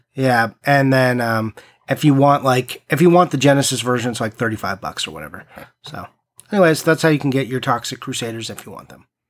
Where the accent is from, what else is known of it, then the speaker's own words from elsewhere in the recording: East Coast, United States; I'm from the East Coast